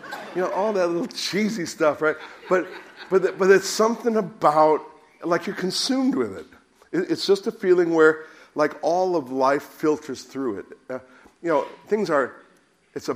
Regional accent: United States; now in United Kingdom; being an American

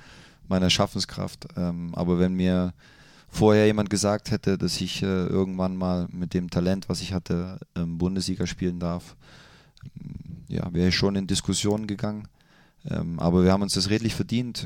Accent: Leipzig, Saxony, Germany; moved away as an adult; now in Mönchengladbach, Germany; ich mag meine Heimat sehr

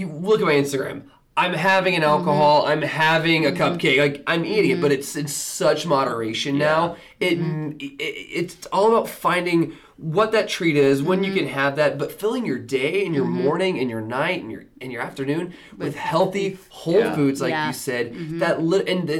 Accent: the South, United States; I grew up in the South.

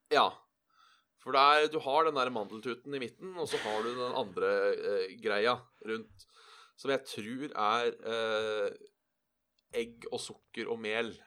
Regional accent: Buskerud, Norway; hjem, for da var det ca. en time fra ådalen

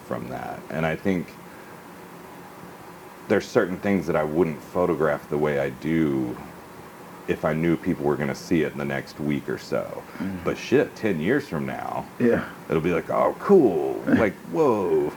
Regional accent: Hoover, Alabama, United States; From Birmingham. I grew up in Hoover. For people who aren't from Alabama, Hoover's a suburb

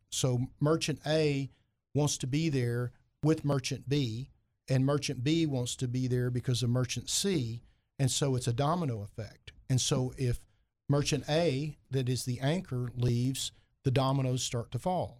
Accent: Heber Springs, Arkansas, United States; also born or lived in Fayetteville, Arkansas; now in Little Rock, United States; I'm from Heber Springs

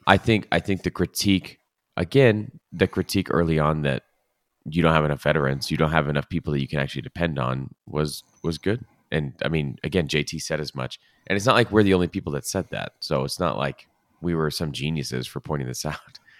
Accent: Los Angeles, California, United States; L A F C is my team 'cause they're from my hometown, and it feels actually like my hometown.

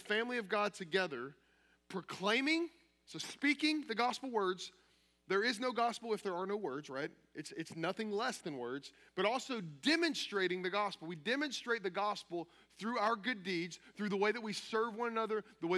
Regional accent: Kentucky, United States; I'm from Kentucky.

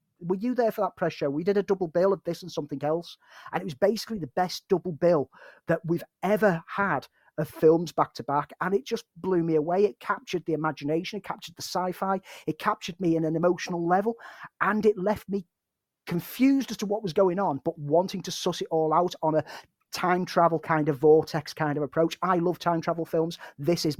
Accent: Liverpool, North West England, United Kingdom; me as a Scouser

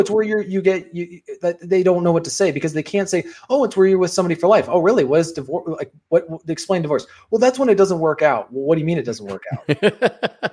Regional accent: Washington, United States; born or raised there

